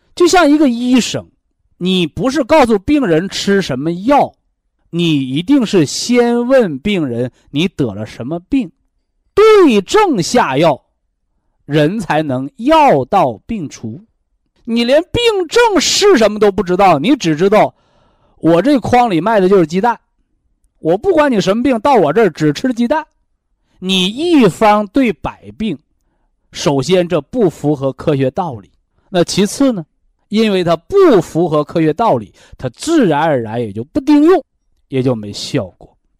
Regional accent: China; 我们中国人讲这个“养儿育女”

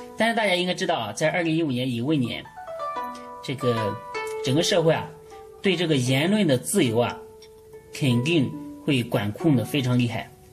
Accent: China; 我们中国人

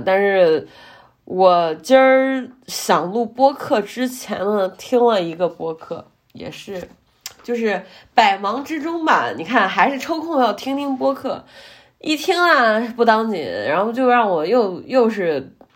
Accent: Henan, China; 作为一个河南人

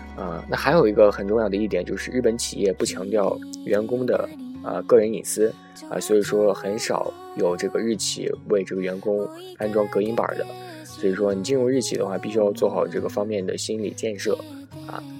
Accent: China; 我们中国人

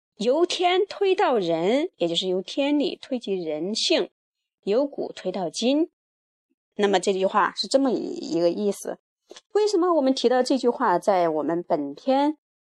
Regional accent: China; 我们作为华夏子孙，作为当代的一个中国人

